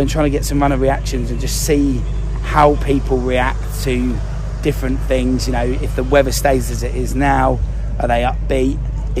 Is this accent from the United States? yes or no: no; Cambridge, East of England, United Kingdom; And obviously we're from Cambridge, so in terms of elevation, we don't get any of that.